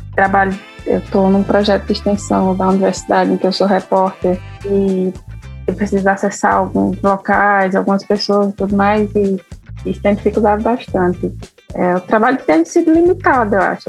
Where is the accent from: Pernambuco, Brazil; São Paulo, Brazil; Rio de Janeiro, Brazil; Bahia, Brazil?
Pernambuco, Brazil; Flores; also born or lived in Caruaru; eu sou do sertão de Pernambuco, do sertão do Pajeú